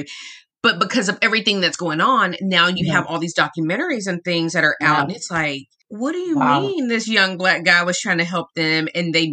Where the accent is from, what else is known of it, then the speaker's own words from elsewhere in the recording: Arlington, Texas, United States; also born or lived in Birmingham, Alabama; I grew up in Arlington, Texas